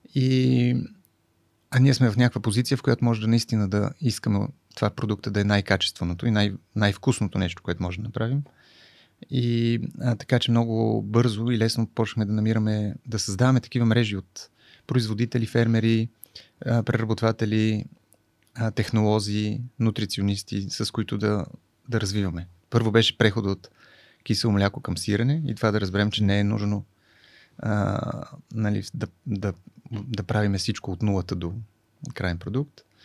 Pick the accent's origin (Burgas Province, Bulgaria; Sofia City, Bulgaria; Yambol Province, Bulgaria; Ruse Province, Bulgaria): Sofia City, Bulgaria; Sofia; moved away as an adult; also born or lived in France; Аз съм от София, от младост